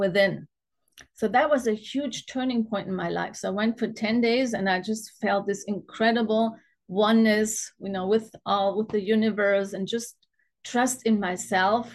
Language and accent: English; Germany; also born or lived in Munich; I grew up in Germany on a standard German diet